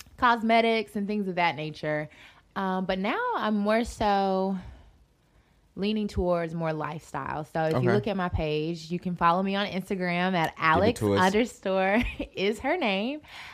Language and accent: English; Charlotte, North Carolina, United States; I was originally born and raised in the 704.